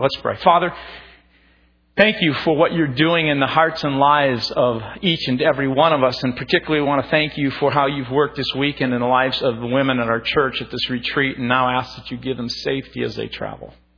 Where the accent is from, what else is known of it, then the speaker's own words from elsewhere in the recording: Minnesota, United States; growing up, you know, being a Minnesotan